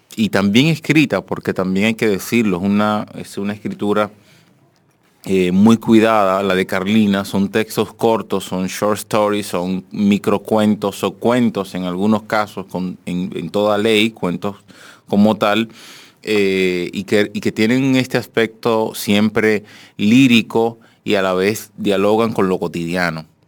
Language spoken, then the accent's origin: Spanish; Dominican Republic; del dominicano